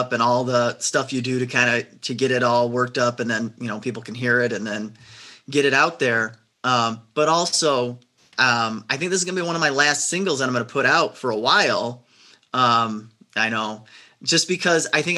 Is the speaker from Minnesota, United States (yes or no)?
no; Chicago, Illinois, United States; I'm from Chicago